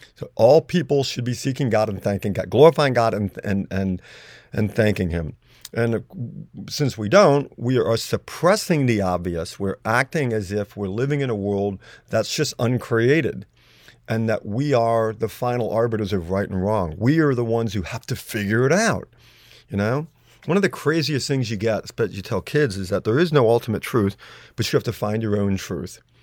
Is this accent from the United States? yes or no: yes; United States; I'm an American